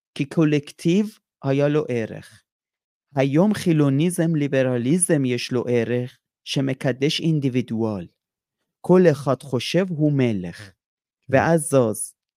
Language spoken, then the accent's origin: Hebrew; Iran; now in Israel; אני איראני, אני גדלתי על ברכי המהפכה האסלאמי